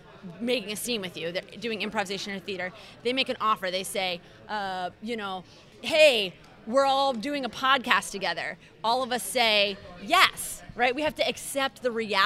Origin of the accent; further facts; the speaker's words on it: Philadelphia, Pennsylvania, United States; I'm from Philly.